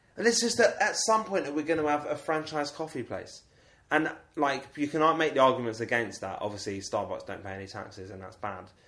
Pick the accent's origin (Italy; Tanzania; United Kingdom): United Kingdom; England; I've always considered myself to be English.